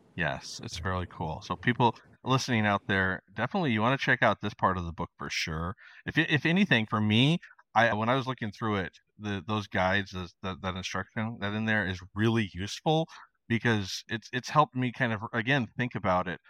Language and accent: English; Idaho, United States; now in Argentina; growing up in Idaho